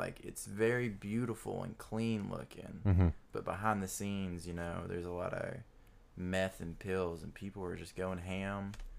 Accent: Alabama, United States; Boring. I mean, the woods is really pretty and the lake was really pretty. I grew up on Gunnersville Lake.

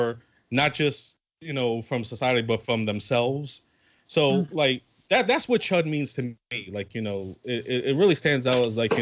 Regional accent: New York City, New York, United States; I'm from New York

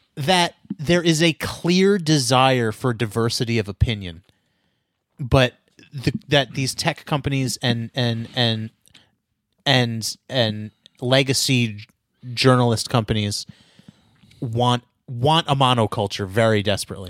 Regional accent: United States; I'm American, man. I'm an Amer-, I'm a red-blooded American

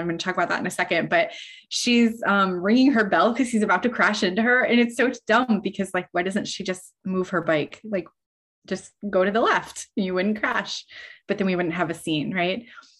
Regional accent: Midwest, United States; I am a Midwesterner by birth and by most of my adult life.

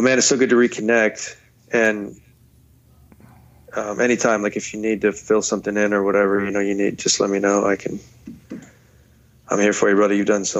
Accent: Detroit, Michigan, United States; I'm from Detroit. Red Wings are my team forever

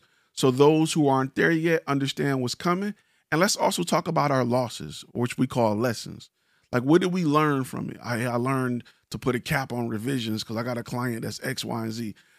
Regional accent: Detroit, Michigan, United States; I'm from Detroit where, you know, we do this type of dance and Chicago do that type of dance.

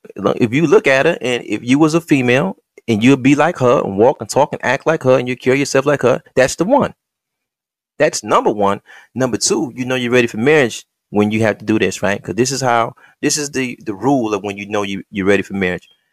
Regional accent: Detroit, Michigan, United States; when I was in Henry Ford High School, in them nineties

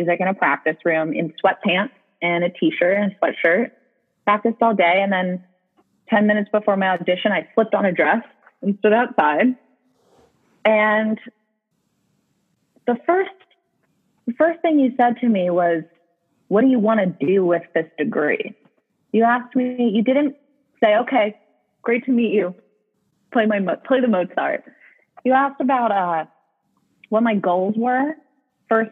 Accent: New York, United States; moved away as an adult; also born or lived in Michigan; I'm from New York. You mentioned that I applied to mostly schools in New York. I was very afraid of leaving New York.

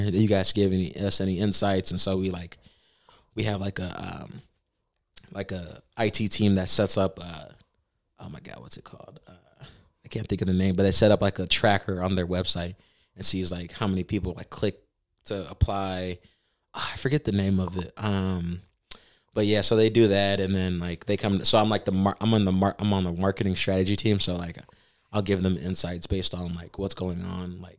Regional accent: Bartlett, Tennessee, United States; I grew up in Bartlett, and then we actually lived in Providence.

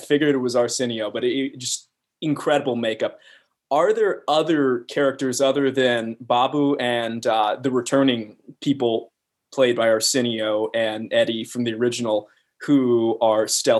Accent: Atlanta, Georgia, United States; I'm from Atlanta

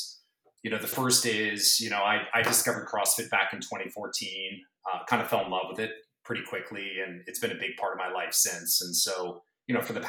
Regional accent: East Coast, United States; moved away as an adult; also born or lived in San Diego / Bay Area; now in Woodside, United States; I grew up on the East Coast

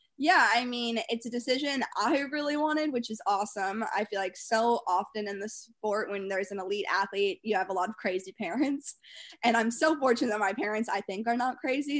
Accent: Winston-Salem, North Carolina, United States; growing up in North Carolina

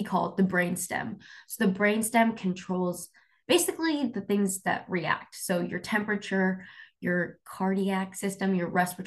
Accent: Sacramento, California, United States; I grew up in Sacramento

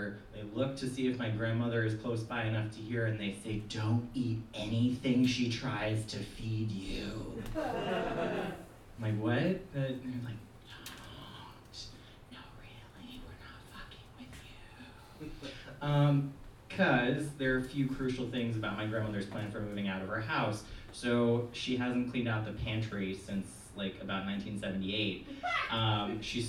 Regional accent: New York, United States; I am a Jew from New York.

